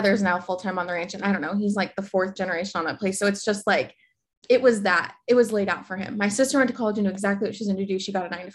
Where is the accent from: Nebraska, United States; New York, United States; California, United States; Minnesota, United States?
Nebraska, United States; central; moved away as an adult; also born or lived in Lincoln, Nebraska / Cape Town, South Africa; I moved back home from Lincoln back to central Nebraska and with my parents